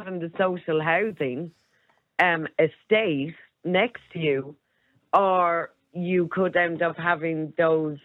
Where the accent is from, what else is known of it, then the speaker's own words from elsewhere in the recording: Clare, Munster, Ireland; I grew up in Clare